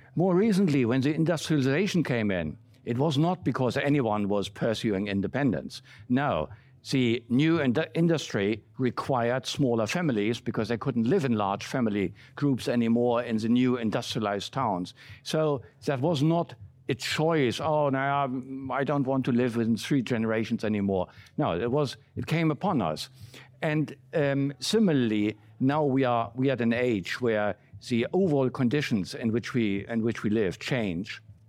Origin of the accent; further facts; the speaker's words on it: Berlin, Germany; moved away; I grew up in West Berlin